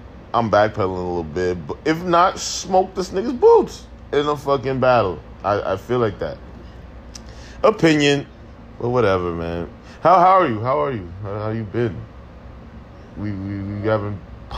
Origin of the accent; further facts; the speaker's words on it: New York, United States; I'm from New York.